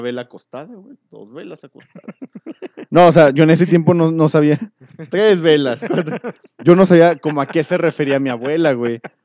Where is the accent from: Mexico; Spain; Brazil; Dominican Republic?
Mexico; antes era muy común como mexicano ir a comprar al mercado.